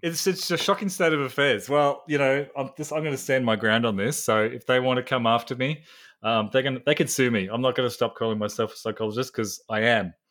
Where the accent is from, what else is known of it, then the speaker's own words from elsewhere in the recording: Australia; I'm a psychologist from Australia